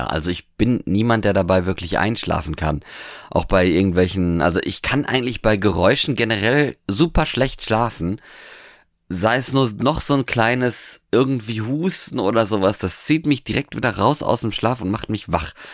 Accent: Norway; ich bin ja jetzt in Norwegen quasi aufgewachsen

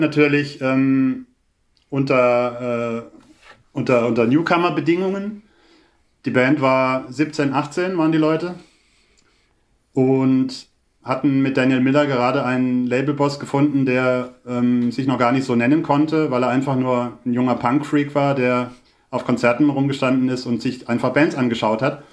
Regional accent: Baden-Württemberg, Germany; ich bin ja jetzt weder in Köln noch in Berlin groß geworden, sondern in einem kleinen Dorf

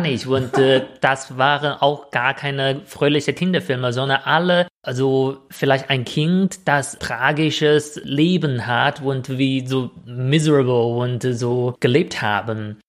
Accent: China; German is a second language; moved away; ich als Chinese

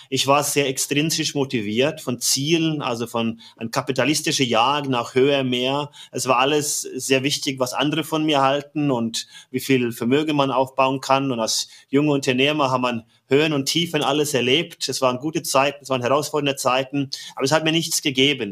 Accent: Norway; German is a second language; moved away as an adult; now in Germany; bin gebürtiger Norweger seit 23 Jahren in Deutschland

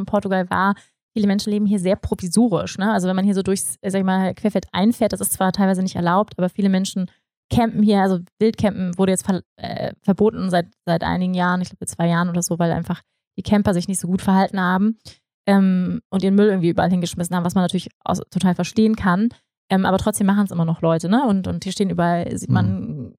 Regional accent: Hamburg, Germany; moved away as an adult; also born or lived in Bavaria / Bali; ich komme aus Hamburg, aus dem Flachland, ne? also so wie ich aufgewachsen bin

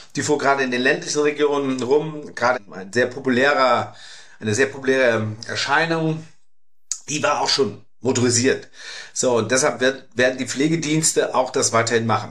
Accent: Germany; bei uns in Deutschland

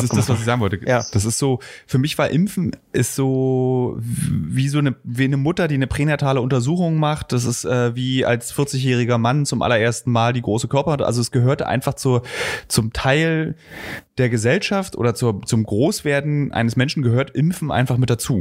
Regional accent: GDR, East Germany, Germany; dass ich vielleicht in der DDR groß geworden

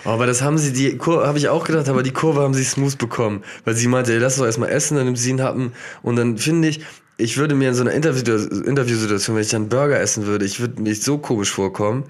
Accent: Germany; weil ich Deutscher bin

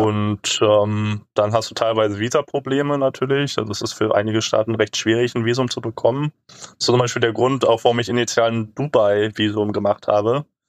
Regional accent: Germany; wir als Deutsche mit gutem Reisepass

